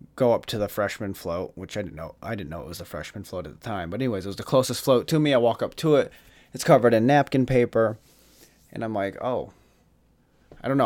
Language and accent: English; Jackson, Michigan, United States; in Jackson, uh, in Jackson, my hometown